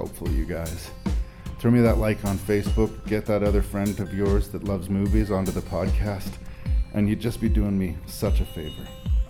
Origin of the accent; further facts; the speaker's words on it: Canada; my home country of Canada